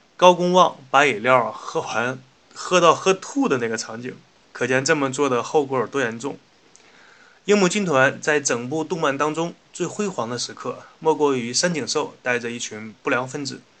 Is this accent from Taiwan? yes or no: no; Northeast China, China; accent: Northeastern Mandarin; 请允许我用家乡话、东北话为大家转述